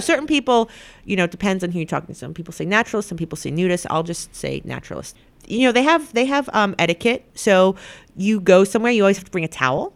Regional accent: the Hamptons, New York, United States; I grew up right in the Hamptons

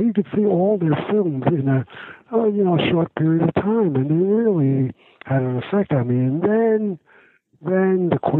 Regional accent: New York City, New York, United States; I'm from New York. I grew up in Brooklyn.

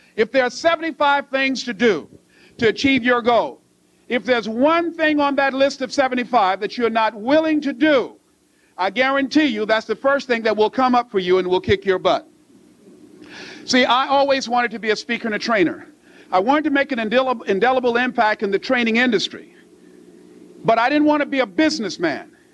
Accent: Miami, Florida, United States; I was born in Liberty City

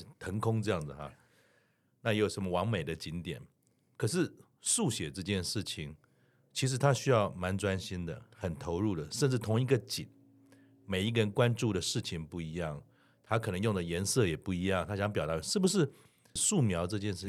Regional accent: Keelung, Keelung City, Taiwan; 因为我是基隆人

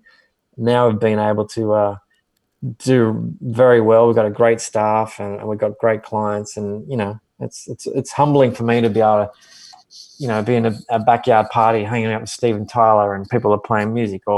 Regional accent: Wollongong, New South Wales, Australia; moved away as an adult; also born or lived in Sydney; now in Nashville, United States; I'm from Wollongong

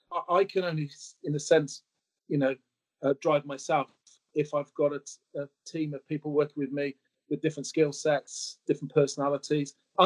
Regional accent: Swansea, Wales, United Kingdom; moved away as an adult; I moved to Exeter from Swansea, where I was brought up, went to school, went to Exeter to take on a role where they sent me to college in Bristol to do a housing degree.

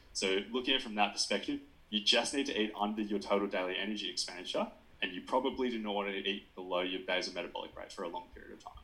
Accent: Nowra, New South Wales, Australia; moved away; also born or lived in Wagga Wagga, New South Wales; I'm from Nowra originally on the south coast, but I studied at Wagga Wagga

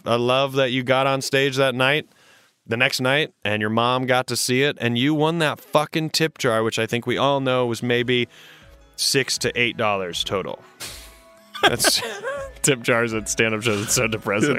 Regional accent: South Carolina, United States; moved away; I grew up in South Carolina

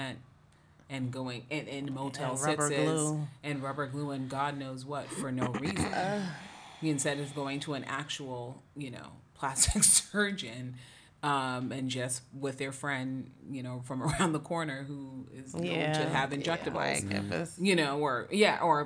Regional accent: East Coast, United States; I'm from the East Coast

